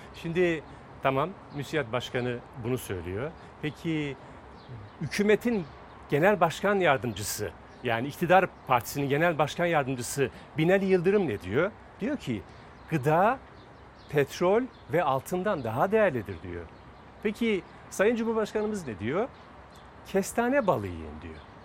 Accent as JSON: {"language": "Turkish", "town": "Fatsa", "region": "Ordu", "country": "Turkey", "said": "biz bunu Fatsa'da yaşıyoruz."}